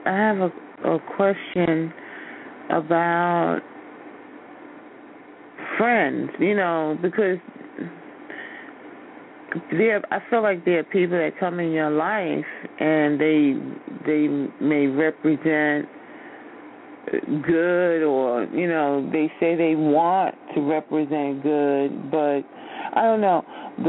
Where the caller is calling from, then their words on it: New York, United States; I'm from New York.